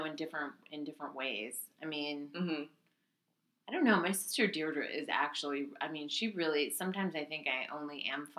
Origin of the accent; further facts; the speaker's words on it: Monterey, California, United States; also born or lived in Philadelphia; I was born in California. Oh. I was born in Monterey Bay.